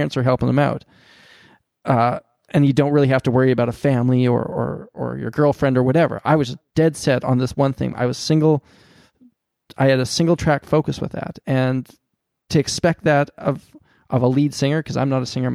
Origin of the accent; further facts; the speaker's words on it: Canada; I'm a Canadian